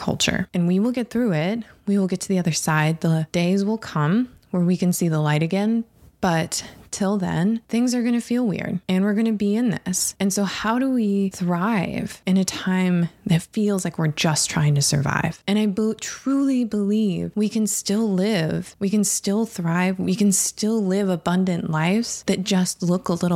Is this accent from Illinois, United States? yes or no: no; Harbor Springs, Michigan, United States; I grew up, I was born in Harbor Springs, Michigan.